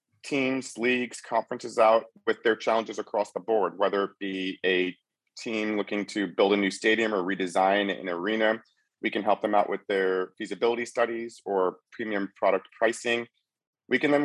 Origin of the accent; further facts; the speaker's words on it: Cleveland, Ohio, United States; moved away as an adult; also born or lived in Evanston, Illinois; now in San Francisco, United States; I was born and raised in Cleveland.